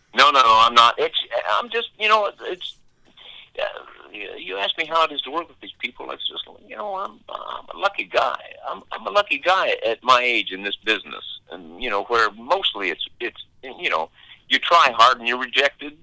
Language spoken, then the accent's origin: English; Indiana, United States; moved away as an adult; now in North Carolina, United States; I'm not from the South, really. I'm was born in Indiana, but there were, you know, a lot of rural people in Indiana, and uh, I've been living in the South now for uh, 30 plus years